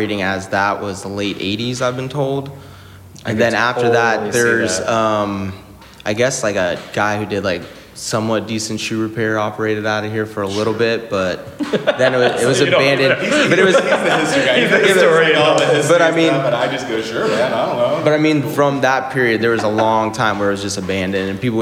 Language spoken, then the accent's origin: English; Sanford, Florida, United States; also born or lived in Winter Springs, Florida / Lake Mary, Florida; I actually grew up in Samford till I was 11.